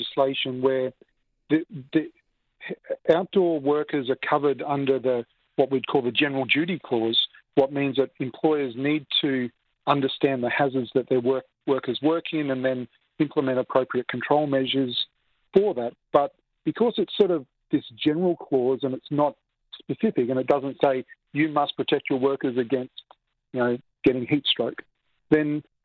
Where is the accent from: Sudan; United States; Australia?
Australia; now in Toronto, Canada; I come from Australia